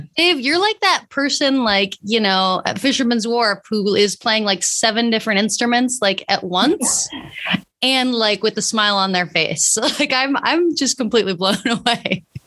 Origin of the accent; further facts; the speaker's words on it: San Francisco, California, United States; my hometown, San Francisco